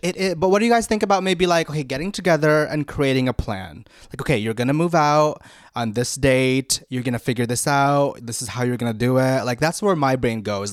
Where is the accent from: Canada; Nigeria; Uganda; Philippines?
Philippines; I grew up in the Philippines and my parents put me in, um, public speaking classes since I was four